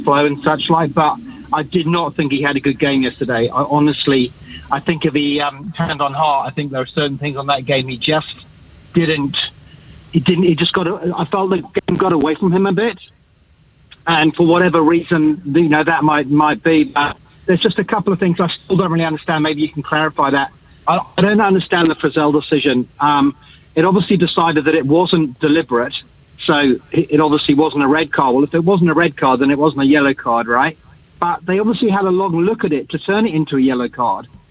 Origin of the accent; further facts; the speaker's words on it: England, United Kingdom; now in Wellington, New Zealand; I'm English